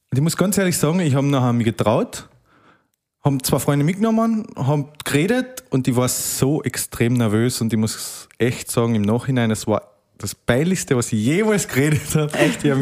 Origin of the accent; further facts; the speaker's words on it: Carinthia, Austria; bin jetzt 24 Jahre alt, komme eben aus Kärnten